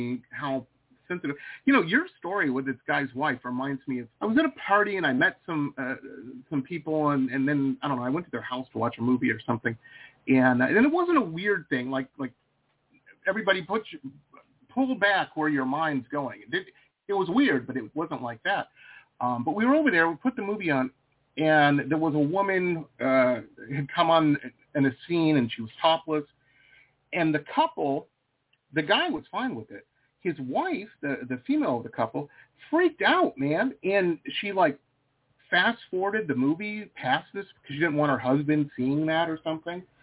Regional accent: Detroit, Michigan, United States; moved away as an adult; also born or lived in Boston / San Diego; I grew up in Detroit, went to school in Boston

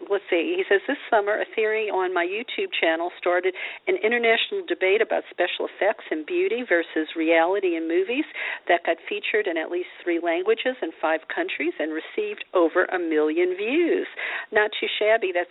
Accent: the South, United States; as a a young girl growing up in the South, um, mm-hmm. you know, I heard stuff like, "Oh, you know, don't be too loud, don't be too smart, you'll never get a husband.

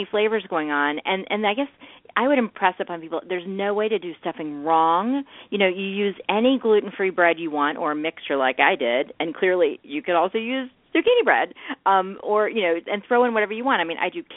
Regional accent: the South, United States; I'm from the South, and we put a little sugar in our cornbread.

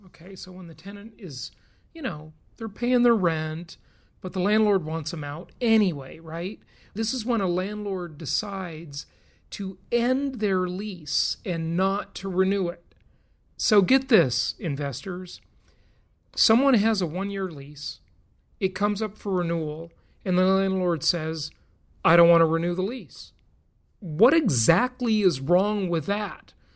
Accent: California, United States; moved away; my home state the socialist republic of california it's a disaster i'm glad i left

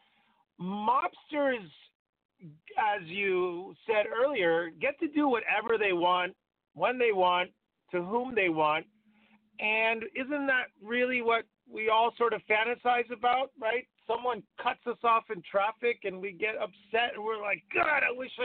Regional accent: San Francisco, California, United States; moved away as an adult; now in Los Angeles, United States; I grew up in San Francisco. I spent most of my life there, and then I moved to LA probably 14 years ago

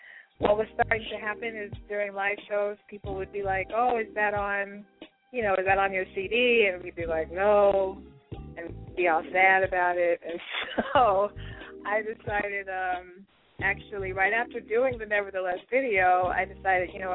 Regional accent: Denver, Colorado, United States; now in Chicago, United States; I actually live in Chicago, so I was born and I was raised in Denver, but I live in Chicago now

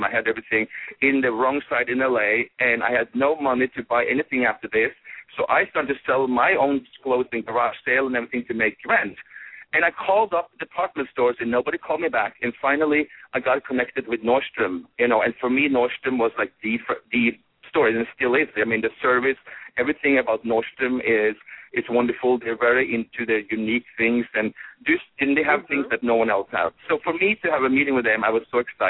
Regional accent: Norway; moved away; things that I grew up with in Norway

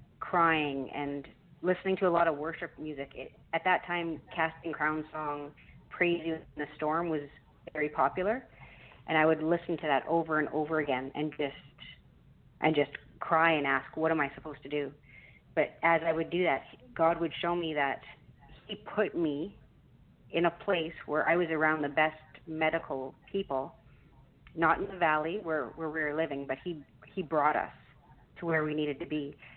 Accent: Canada; which as a Canadian, I'm not used

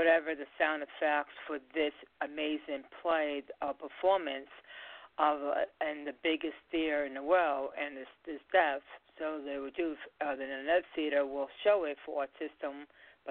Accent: Long Island, New York, United States; We're from Long Island.

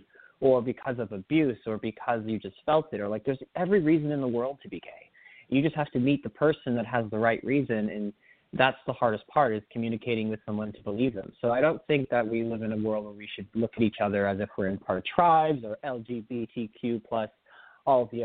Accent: Miami, Florida, United States; I grew up, originally I was born in Miami, Florida, which was a fun place to be.

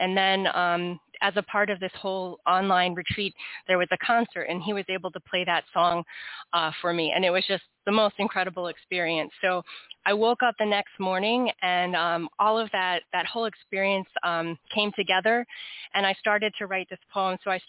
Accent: Washington, D.C. area, United States; also born or lived in North Carolina; I live in the Washington, D.C. area. Yep. I know. But I grew up in that, the suburbs of Washington, D.C. I did go to school in North Carolina, and then ended up back in the Washington, D.C. area.

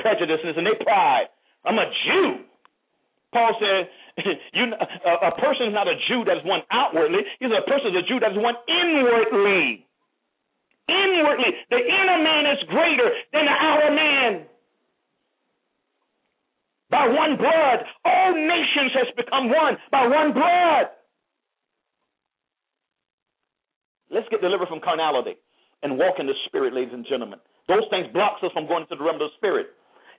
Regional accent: United States; I'm proud to be an African American.

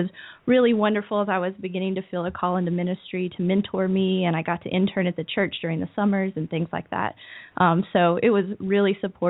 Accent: Clyde, North Carolina, United States; now in Cullowhee, United States; I grew up in Clyde, North Carolina, which is a small town about 5 minutes from Lake Junaluska. And I grew up in Canton Central United Methodist Church.

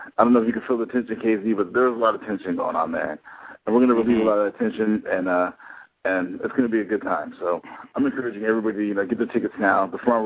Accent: Atlanta, Georgia, United States; I grew up in Atlanta

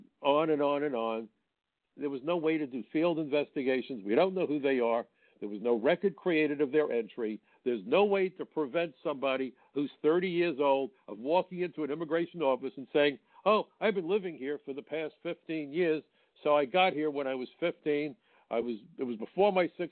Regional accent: New York, United States; I'm a New Yorker

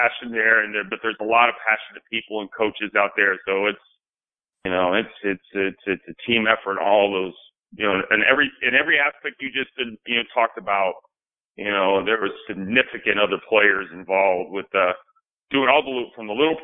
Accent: Illinois, United States; moved away; I grew up in Rancho, Illinois.

